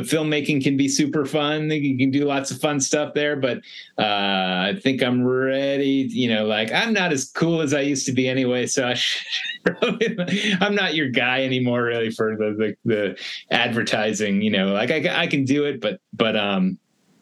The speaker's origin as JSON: {"language": "English", "region": "East Coast", "country": "United States", "moved": "yes", "lives_now": "Los Angeles, United States", "said": "I'm from the East Coast"}